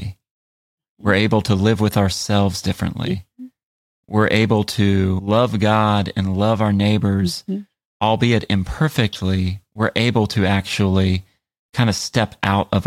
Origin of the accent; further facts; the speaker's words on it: United States; I was like the only American in Lugo that day